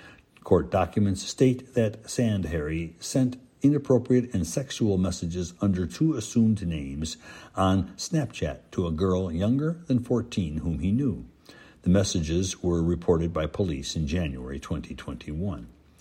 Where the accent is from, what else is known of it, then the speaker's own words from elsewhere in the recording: Elkader, Iowa, United States; now in Dubuque, United States; I figured I could find time to devote to a column on my years growing up in Elkader. I graduated from Central High School in 2003.